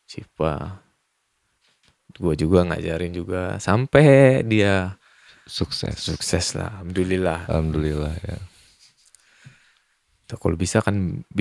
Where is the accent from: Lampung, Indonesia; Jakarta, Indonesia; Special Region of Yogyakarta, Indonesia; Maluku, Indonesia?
Lampung, Indonesia; kita orang Lampung